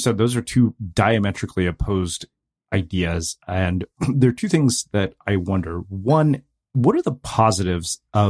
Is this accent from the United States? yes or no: no; India; Because I'd always jokingly said my issue with religion, particularly because I'm Indian, is that it's time consuming.